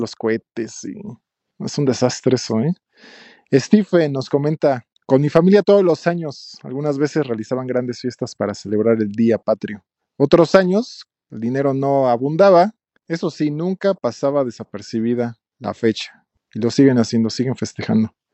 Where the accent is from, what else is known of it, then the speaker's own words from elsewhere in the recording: Mexico; me identifico como mexicano